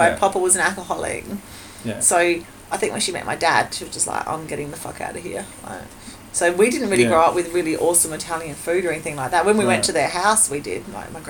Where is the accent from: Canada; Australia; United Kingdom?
Australia; I'm Australian